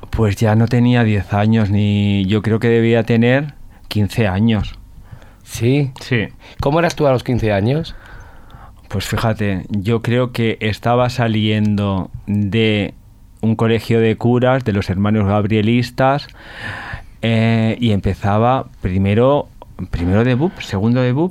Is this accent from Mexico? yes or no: no; Spain; porque es folclórica, como somos las españolas folclóricas, entonces él lleva eso en su interior.